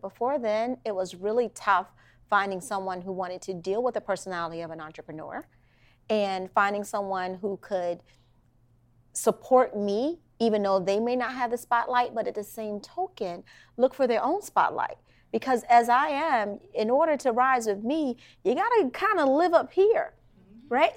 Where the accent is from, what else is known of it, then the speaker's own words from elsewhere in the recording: Washington, District of Columbia, United States; I'm from Washington, DC